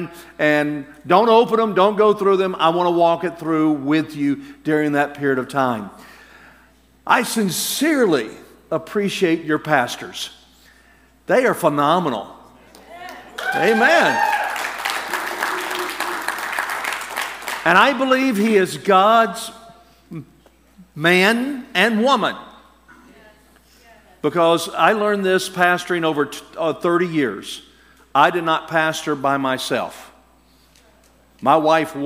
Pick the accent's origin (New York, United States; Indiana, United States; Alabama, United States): Alabama, United States; I'm from Alabama